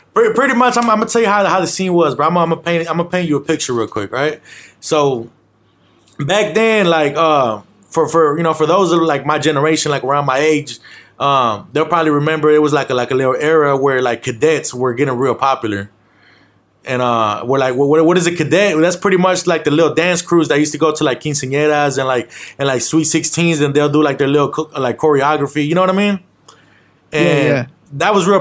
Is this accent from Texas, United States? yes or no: yes; Arlington, Texas, United States; also born or lived in Villahermosa, Tabasco, Mexico; I'm Mexican, of course, but I was pretty much raised in Arlington, Texas